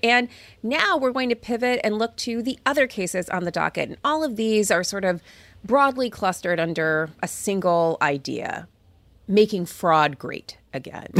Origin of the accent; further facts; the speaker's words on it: California, United States; as a Californian